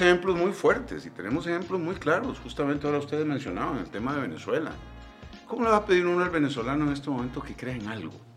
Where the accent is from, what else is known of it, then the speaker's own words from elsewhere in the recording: Costa Rica; nuestro país